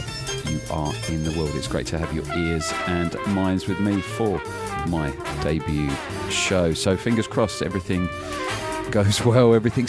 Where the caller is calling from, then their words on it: Brighton, South East England, United Kingdom; So yes, I'm coming from Brighton, down on the south coast of the UK